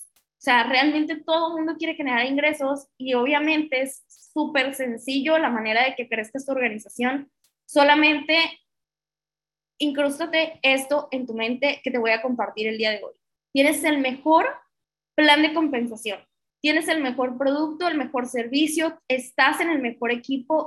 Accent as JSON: {"language": "Spanish", "country": "Mexico", "said": "somos una sociedad latina, que somos una sociedad mexicana"}